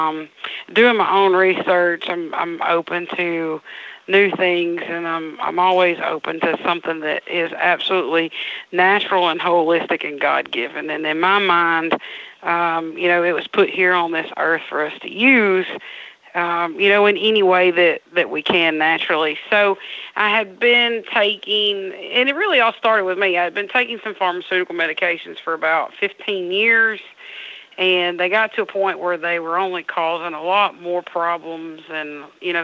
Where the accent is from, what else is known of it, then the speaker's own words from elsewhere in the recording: Burnsville, Mississippi, United States; We're from Burnsville, Mississippi